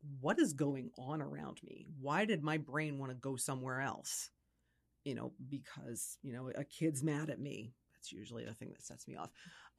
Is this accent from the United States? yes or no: yes; Philadelphia, Pennsylvania, United States; because I'm originally from the Philadelphia area myself.